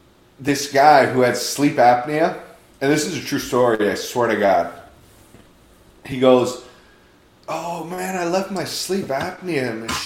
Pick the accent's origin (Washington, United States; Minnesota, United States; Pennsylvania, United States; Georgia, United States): Washington, United States; Seattle; I'm from Seattle